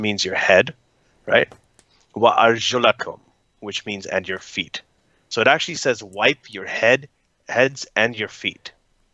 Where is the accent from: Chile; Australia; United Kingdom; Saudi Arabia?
Saudi Arabia; moved away; also born or lived in Pakistan; I grew up in Saudi Arabia